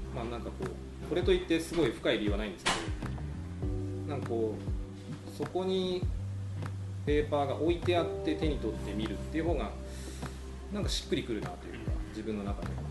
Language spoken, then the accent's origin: Japanese; Aomori, Japan; 僕青森出身なんですけど